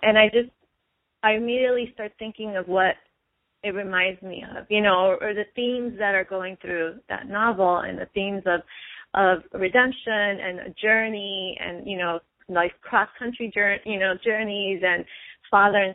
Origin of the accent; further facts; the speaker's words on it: New York, United States; I'm from New York